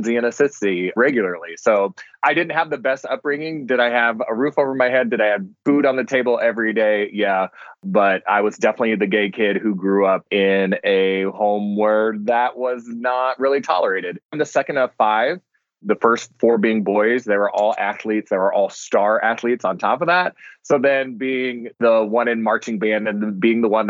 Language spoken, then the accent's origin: English; Omaha, Nebraska, United States; now in Nashville, United States; I'm originally from Omaha, Nebraska